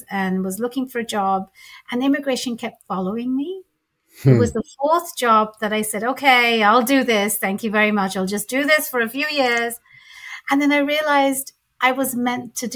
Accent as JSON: {"language": "English", "region": "London", "country": "United Kingdom", "tie": "born or raised there", "moved": "as an adult", "lives_now": "Seattle, United States", "said": "I was born and raised in London"}